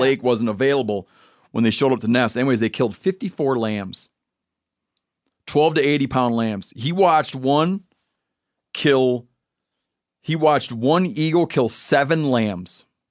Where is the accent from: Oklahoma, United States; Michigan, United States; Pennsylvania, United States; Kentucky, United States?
Michigan, United States; moved away; my home state of Michigan